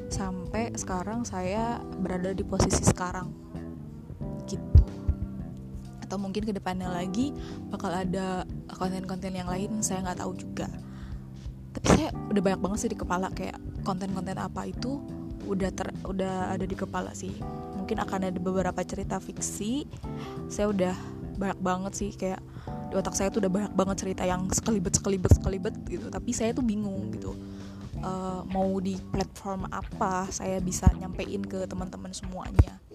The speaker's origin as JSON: {"language": "Indonesian", "town": "Karawang", "region": "West Java", "country": "Indonesia", "said": "karena saya juga orang Sunda orang Karawang oke okay?"}